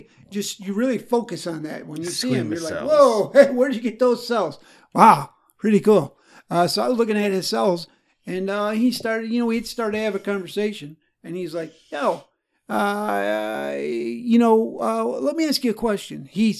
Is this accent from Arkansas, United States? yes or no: yes; Arkansas, United States; I'm from Arkansas.